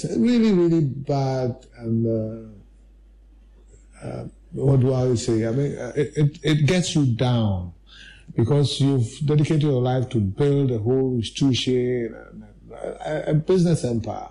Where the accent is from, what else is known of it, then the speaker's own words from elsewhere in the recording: Ghana; as a Ghanaian